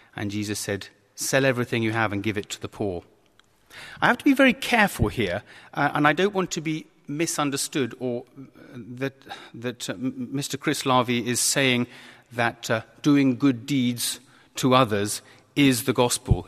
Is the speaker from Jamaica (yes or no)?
no; Kent, South East England, United Kingdom; I was brought up in Kent